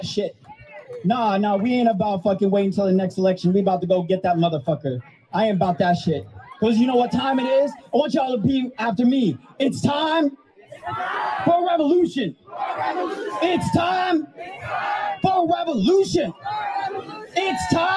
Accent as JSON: {"language": "English", "town": "Salt Lake City", "region": "Utah", "country": "United States", "said": "I'm from Salt Lake City, Utah."}